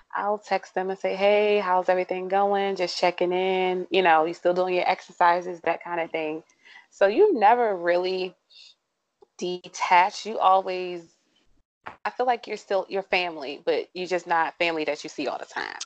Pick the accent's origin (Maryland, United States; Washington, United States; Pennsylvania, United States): Maryland, United States; St. Mary's County; am from St. Mary's County, not born, but raised.